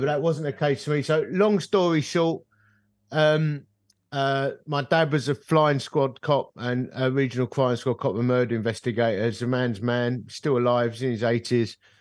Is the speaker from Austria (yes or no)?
no; United Kingdom; I'm British